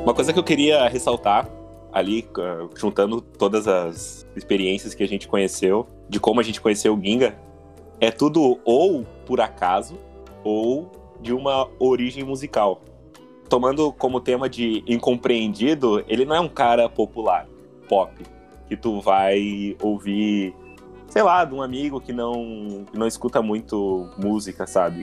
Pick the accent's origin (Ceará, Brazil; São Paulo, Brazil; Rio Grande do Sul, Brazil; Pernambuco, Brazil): Rio Grande do Sul, Brazil; Canoas; Como eu sou de Canoas, eu tinha que, eu tinha que ir lá no Bom Conselho para fazer o vestibular da URGS